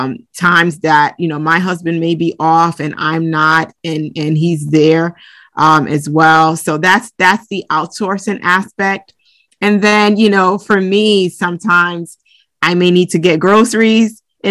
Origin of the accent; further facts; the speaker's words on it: Brooklyn, New York, United States; also born or lived in Lagos, Nigeria / Bronx; So I was born in the Bronx, and then we moved to Lagos, Nigeria when I was about 3 years old. So I grew up there up until I was around 11. And then we relocated and moved to Brooklyn, New York